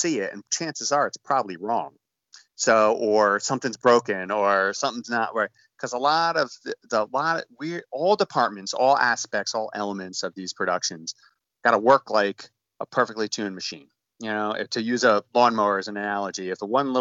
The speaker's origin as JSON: {"language": "English", "area": "Hudson Valley", "region": "New York", "country": "United States", "tie": "born or raised there", "said": "born and raised in the Hudson Valley, New York, upstate New York"}